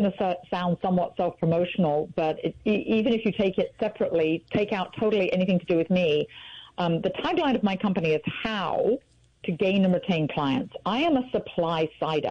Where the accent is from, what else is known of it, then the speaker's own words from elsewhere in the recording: England, United Kingdom; now in United States; you probably can tell from my accent, I was born in England